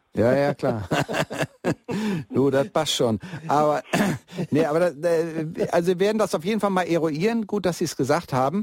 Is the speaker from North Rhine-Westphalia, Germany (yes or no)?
yes; Bielefeld, North Rhine-Westphalia, Germany; now in Munich, Germany; Also ich komme ja eigentlich aus Bielefeld und die Stadt am Teutoburger Wald. Und äh, aber bin schon seit 1977 in München